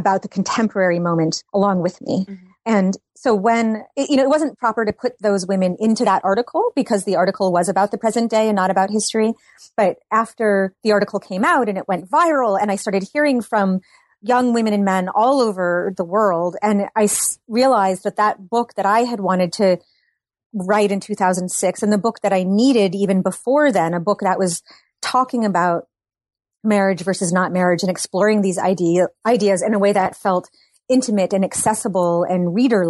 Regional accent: Massachusetts, United States; now in Brooklyn, United States; I grew up in Massachusetts

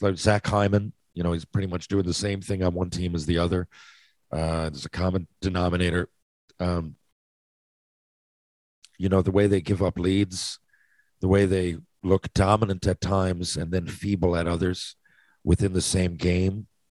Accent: Canada; I'm Canadian.

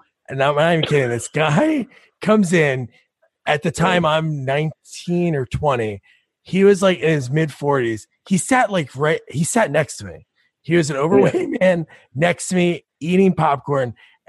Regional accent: New Jersey, United States; Like growing up in Jersey

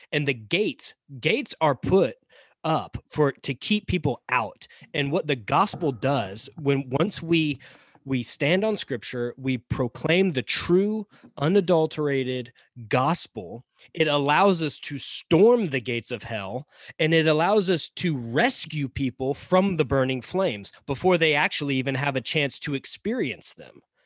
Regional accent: the South, United States; Chris and I live in the South, we grew up in the South

